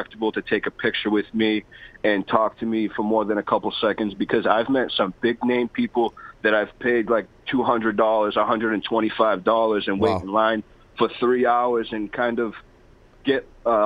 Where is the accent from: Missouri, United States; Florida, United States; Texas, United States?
Florida, United States; now in Boston, United States; I was born in Florida